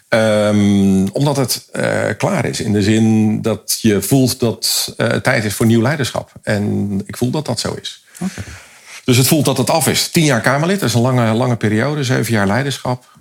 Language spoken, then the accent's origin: Dutch; Leeuwarden, Friesland, Netherlands; moved away; wij zijn allebei komen uit Leeuwarden, Westeinde